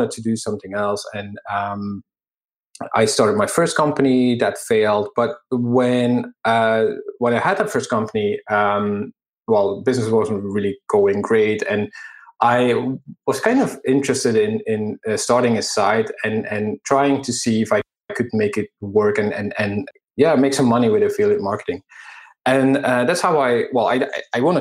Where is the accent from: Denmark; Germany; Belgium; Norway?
Belgium; moved away; I'm from Belgium. And at the time, I still lived there as well.